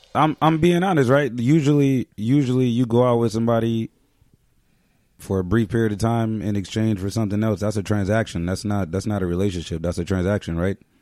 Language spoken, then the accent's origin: English; United States; just being American.